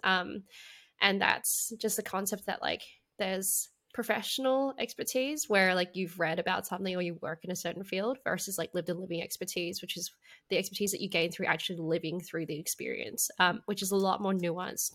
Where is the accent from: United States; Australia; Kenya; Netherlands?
Australia; Perth, Western Australia; I grew up in Perth, um, in West Australia